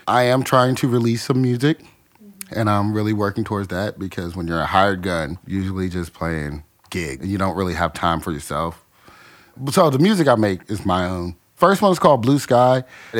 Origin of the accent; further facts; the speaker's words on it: Washington, District of Columbia, United States; moved away as an adult; now in Chattanooga, United States; I'm originally from Washington, D.C. I love it. So I always say that. I lived in D.C. most of my life. Just living in such a melting pot.